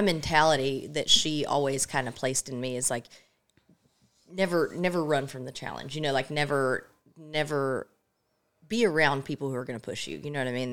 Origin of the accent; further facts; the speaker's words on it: Illinois, United States; moved away; also born or lived in Oklahoma; I grew up in Illinois.